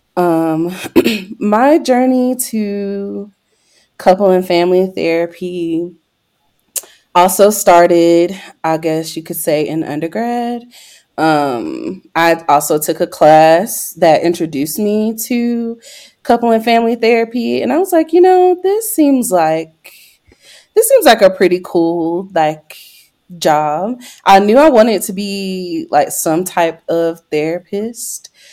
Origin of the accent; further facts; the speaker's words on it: Greenville, North Carolina, United States; now in Denver, United States; I am from Greenville, North Carolina